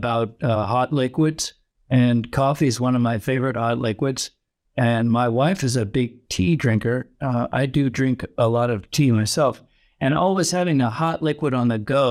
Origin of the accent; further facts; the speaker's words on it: San Francisco, California, United States; now in Dubai, United Arab Emirates; I am originally from the San Francisco Bay Area in California. I live now in Dubai